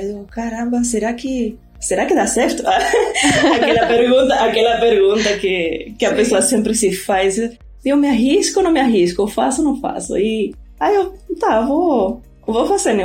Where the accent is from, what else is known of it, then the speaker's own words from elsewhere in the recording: Rosario, Santa Fe, Argentina; Portuguese is a second language; now in Recife, Brazil; eu sou argentina, né? sou de Rosário, lá na Argentina.